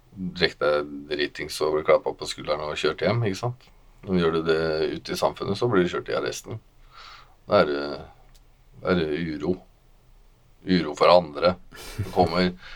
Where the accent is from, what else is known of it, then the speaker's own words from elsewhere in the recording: Moss, Østfold, Norway; also born or lived in Våler; Jeg er eh, oppvokst i Våler og i Moss